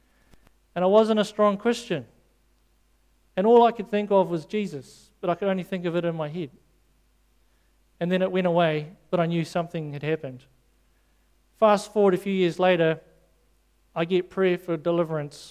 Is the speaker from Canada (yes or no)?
no; South Africa; moved away; I grew up in South Africa